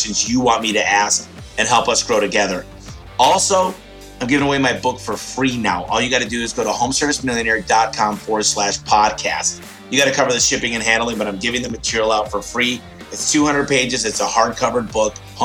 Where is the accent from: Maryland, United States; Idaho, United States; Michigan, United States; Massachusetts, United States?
Michigan, United States; my home state, which is Michigan